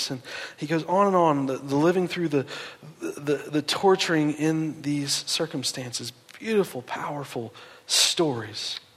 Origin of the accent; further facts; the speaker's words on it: East Coast, United States; Uh, I'm from the East Coast. When I moved out here, the mountains, man. Seeing the mountains just blew me away.